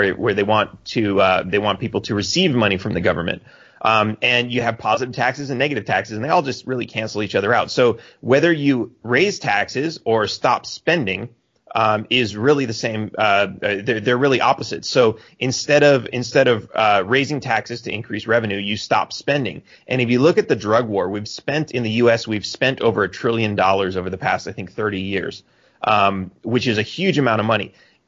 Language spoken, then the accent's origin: English; Texas, United States; also born or lived in McAllen, Texas; now in Cancun, Mexico; I'm a Texan